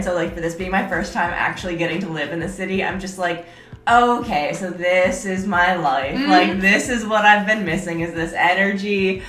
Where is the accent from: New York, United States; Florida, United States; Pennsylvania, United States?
New York, United States; upstate; moved away as an adult; now in San Diego, United States; So I'm from New York, but like upstate New York, and I've always felt a calling to the city.